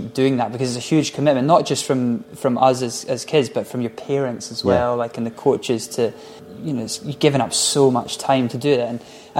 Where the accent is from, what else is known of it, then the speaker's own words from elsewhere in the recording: Scotland, United Kingdom; we're from Scotland